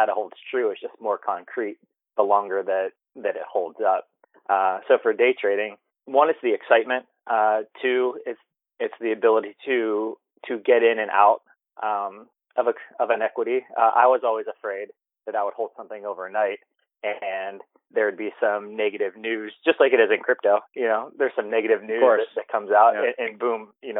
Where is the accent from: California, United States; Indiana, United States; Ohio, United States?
Ohio, United States; now in Los Angeles, United States; I'm from LA. I'm originally from Ohio.